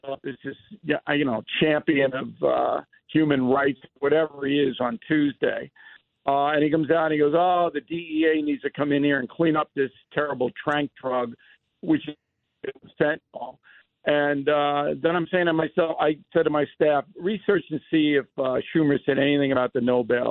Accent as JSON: {"language": "English", "town": "Levittown", "region": "New York", "country": "United States", "tie": "born or raised there", "said": "when I was growing up in Levittown"}